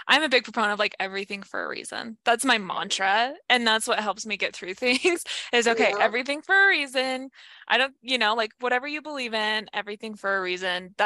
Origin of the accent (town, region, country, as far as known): Idaho, United States; born or raised there; moved away as an adult